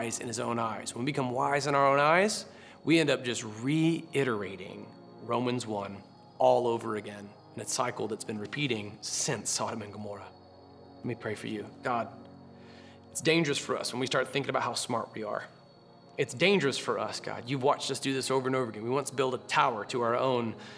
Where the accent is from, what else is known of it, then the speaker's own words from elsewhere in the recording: Florida, United States; I grew up in Florida